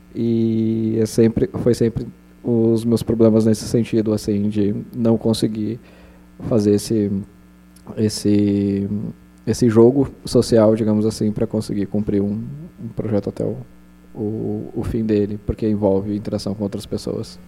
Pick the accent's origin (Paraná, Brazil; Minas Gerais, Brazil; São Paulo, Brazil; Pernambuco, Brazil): São Paulo, Brazil; na capital, São Paulo. Eu passei minha infância lá